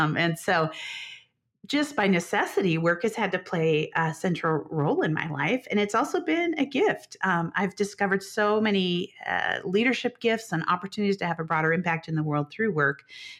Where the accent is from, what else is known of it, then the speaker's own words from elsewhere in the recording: Chicago, Illinois, United States; also born or lived in Denver, Colorado; Yeah, I split my time between the Midwest, the Chicago area, and Denver, Colorado.